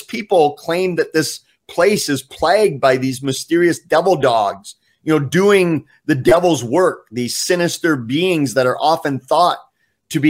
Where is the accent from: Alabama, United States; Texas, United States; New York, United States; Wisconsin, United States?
Wisconsin, United States; my hometown in Wisconsin